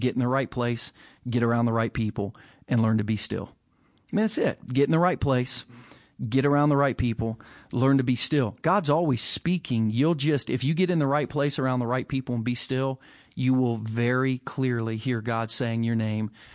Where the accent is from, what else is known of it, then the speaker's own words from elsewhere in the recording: United States; an American with no Jewish ancestry